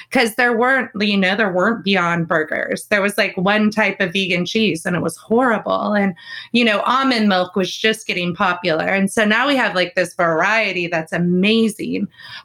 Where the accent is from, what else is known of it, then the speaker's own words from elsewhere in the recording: California, United States; Growing up in California